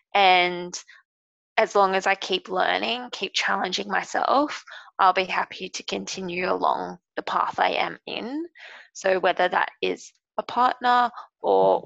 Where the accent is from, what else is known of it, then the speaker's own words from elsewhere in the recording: Brisbane, Queensland, Australia; also born or lived in Sydney; I work remotely in Brisbane because I'm from Brisbane and just with the pandemic I've been back home.